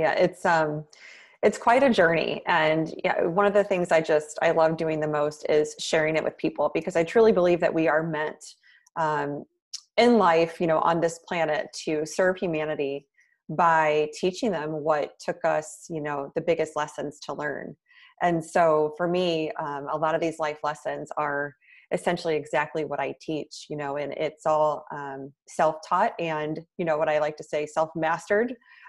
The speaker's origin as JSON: {"language": "English", "region": "Midwest", "country": "United States", "lives_now": "New York City, United States", "said": "And then I moved to New York City from the Midwest, which was a big, long-time dream of mine."}